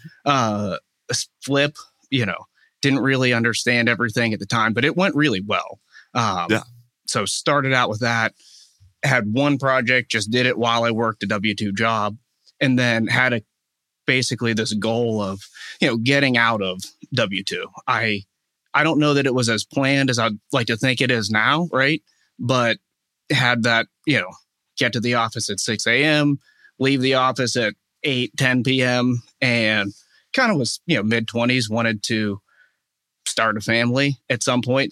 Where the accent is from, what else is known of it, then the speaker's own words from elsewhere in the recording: Wexford, Pennsylvania, United States; I am from Wexford. So grew yeah. up here